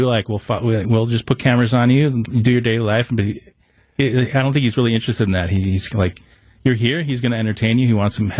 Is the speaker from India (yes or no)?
no; Milwaukee, Wisconsin, United States; I'm from Milwaukee